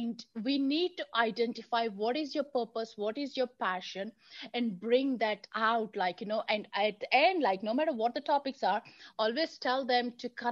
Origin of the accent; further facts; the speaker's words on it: India; moved away; growing up in India